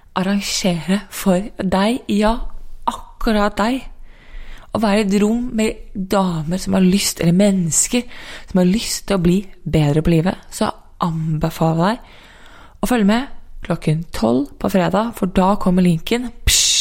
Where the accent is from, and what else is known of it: Norway; born or raised there; moved away as an adult; also born or lived in San Diego, United States / New York, United States